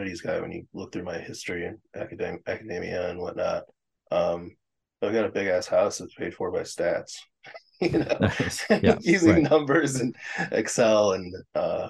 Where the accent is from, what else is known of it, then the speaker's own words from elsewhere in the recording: Chicago, Illinois, United States; I'm still in Chicago proper. I've been in Chicago proper my entire life